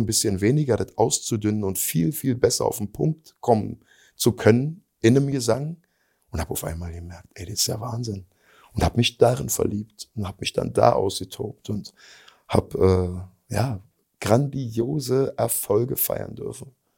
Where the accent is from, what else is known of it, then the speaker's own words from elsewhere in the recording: eastern Germany, Germany; wir kommen zwar aus dem Osten